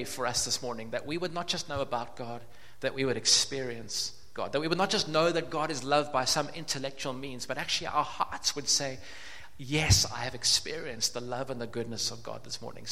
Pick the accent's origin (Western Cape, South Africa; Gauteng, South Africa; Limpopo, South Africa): Western Cape, South Africa; Cape Town; I grew up in Cape Town, not far from here, about 10 minutes from here.